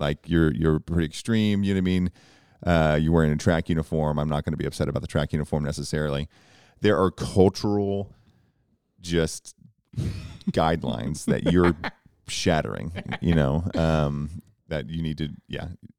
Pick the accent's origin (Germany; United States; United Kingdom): United States; Oklahoma; from Oklahoma. I know ….